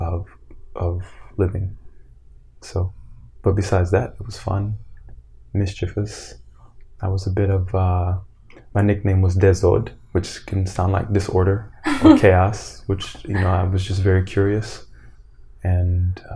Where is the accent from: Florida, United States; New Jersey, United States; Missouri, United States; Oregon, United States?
Florida, United States; born or raised there; moved away as an adult; also born or lived in Brooklyn, New York / Evanston, Illinois